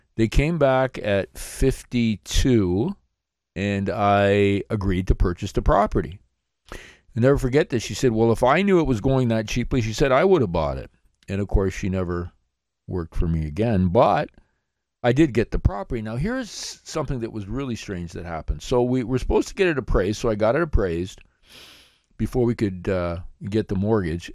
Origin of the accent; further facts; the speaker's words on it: Blenheim, Ontario, Canada; my hometown of Blenheim, Ontario